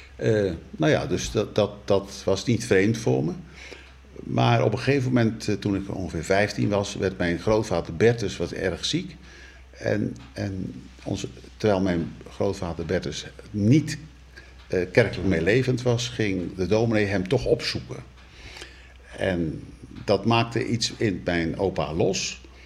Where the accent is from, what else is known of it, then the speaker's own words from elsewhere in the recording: North Brabant, Netherlands; moved away as an adult; also born or lived in Rotterdam-IJsselmonde / Gouda / Betuwe / Zierikzee; now in Rotterdam, Netherlands; Geboren in Brabant, getrouwd met een Brabantse